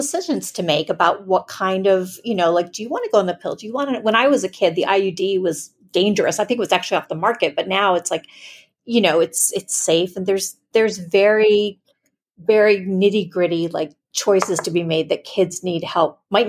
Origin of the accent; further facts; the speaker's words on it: Florida, United States; I grew up in South Florida, I was going to college.